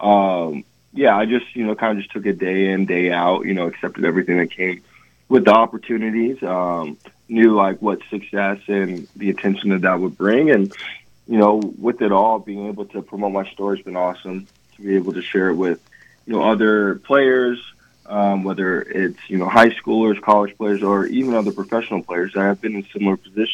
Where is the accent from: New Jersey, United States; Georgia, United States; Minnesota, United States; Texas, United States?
Georgia, United States; Atlanta; growing up in Atlanta, I did not grow up a Georgia fan, but I grew up a Falcons fan